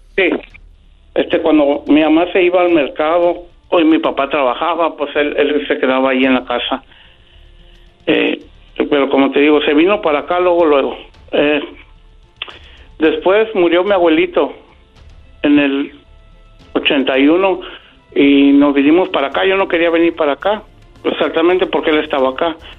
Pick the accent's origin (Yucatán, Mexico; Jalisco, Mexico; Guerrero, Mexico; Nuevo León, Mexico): Jalisco, Mexico; Guadalajara; moved away; Nosotros somos de Guadalajara